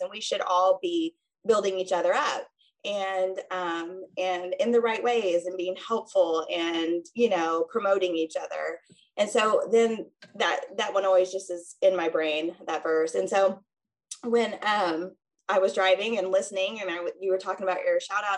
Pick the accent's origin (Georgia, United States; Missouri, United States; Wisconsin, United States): Missouri, United States; two hours north of St. Louis; moved away as an adult; also born or lived in Kansas City; now in St. Louis, United States; I actually grew up two hours north of St. Louis